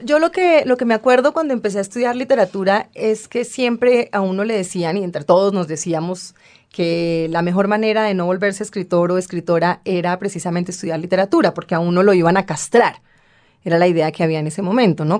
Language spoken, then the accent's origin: Spanish; Bogotá, Colombia; also born or lived in New Orleans; soy bogotana